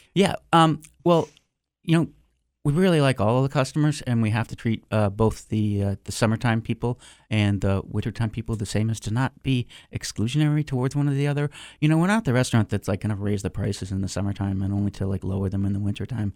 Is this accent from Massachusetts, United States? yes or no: yes; Concord, Massachusetts, United States; moved away; in high school, I worked for eighty-nine point three F M Concord, um, Massachusetts. I was their D J on there. High School Radio Station